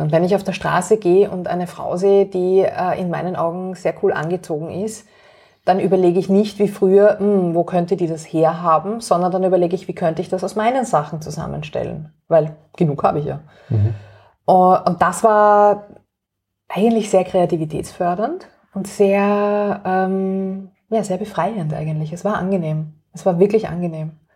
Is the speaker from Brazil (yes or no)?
no; Vienna, Austria; ich bin aufgewachsen in Wien